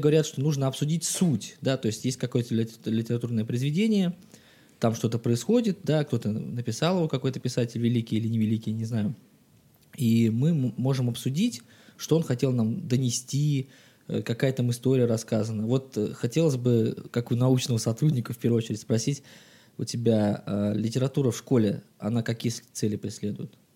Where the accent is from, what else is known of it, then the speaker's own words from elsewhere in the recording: Saint Petersburg, Russia; мне столько-то лет, я родился в Санкт-Петербурге